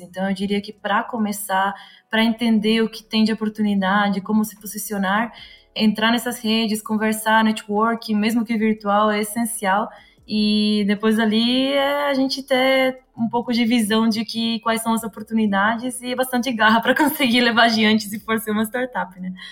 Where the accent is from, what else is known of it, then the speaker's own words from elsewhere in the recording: Uruguay; accent: Uruguayan; Portuguese is a second language; also born or lived in Florianópolis, Brazil; now in São Paulo, Brazil; eu vim de fora, um pouquinho mais de fora, eu sou uruguaia, para quem não percebeu o sotaque